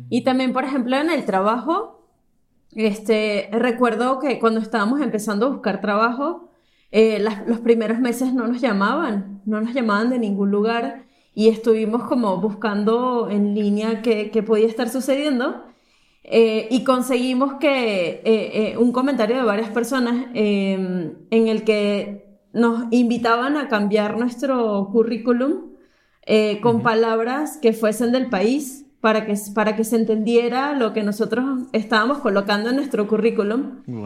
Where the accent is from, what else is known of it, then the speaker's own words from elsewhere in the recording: Caracas, Capital District, Venezuela; moved away as an adult; now in Mexico; viví en Caracas em, toda mi vida, eh, nos mudamos a, México hace tres años